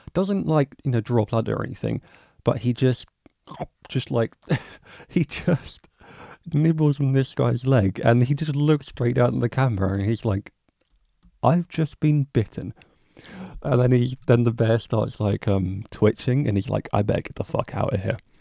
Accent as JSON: {"language": "English", "region": "England", "country": "United Kingdom", "said": "as an English guy living in England"}